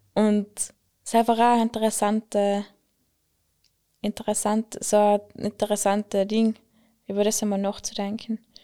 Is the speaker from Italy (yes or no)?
yes; Klausen, Trentino-Alto Adige, Italy; ich bin, ich bin aus Klausen